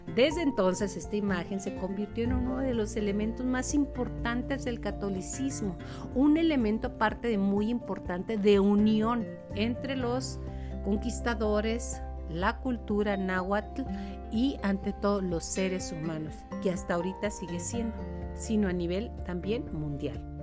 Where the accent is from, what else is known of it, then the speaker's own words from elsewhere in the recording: Mexico; como mexicanos, nos sentimos hijos de este milagro